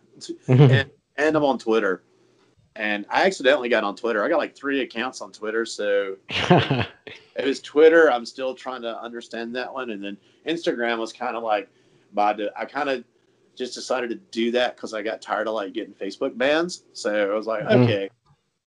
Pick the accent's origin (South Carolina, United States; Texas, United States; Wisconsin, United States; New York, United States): South Carolina, United States; I'm going to be 50 this year, and I'm from South Carolina